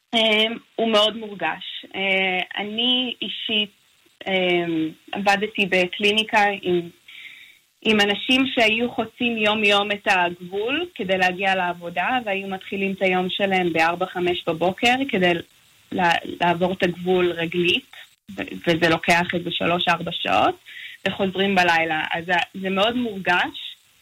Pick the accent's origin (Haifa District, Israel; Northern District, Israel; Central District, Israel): Northern District, Israel; Nahariya; moved away as an adult; also born or lived in Los Angeles; now in El Paso, United States; אני גדלתי בארץ, אבל תמיד כש... אני גם מהצפון במקור, אז uh, מנהריה